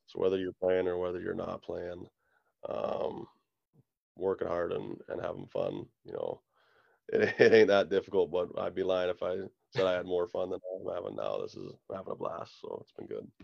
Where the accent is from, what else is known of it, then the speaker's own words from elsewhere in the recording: Kindersley, Saskatchewan, Canada; moved away; in my hometown where you got your family and your friends there every night